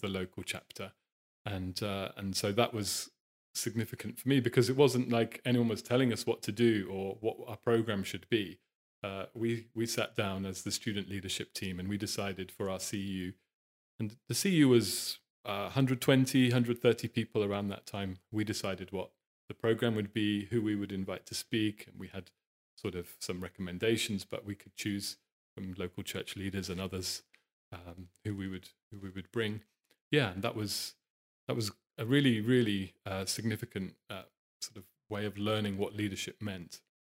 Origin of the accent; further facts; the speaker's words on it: Norwich, East of England, United Kingdom; I was born in Norwich, which is a medium-sized city in the east of the country.